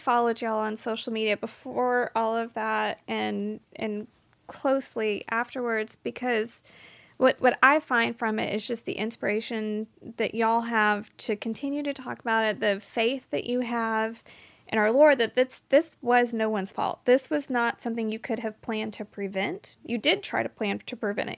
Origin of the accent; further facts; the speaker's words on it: Dallas, Texas, United States; I went to high school in Dallas